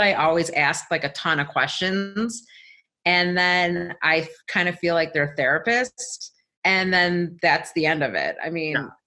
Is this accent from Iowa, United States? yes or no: no; Chicago, Illinois, United States; moved away; also born or lived in California / Colorado; I'm from Chicago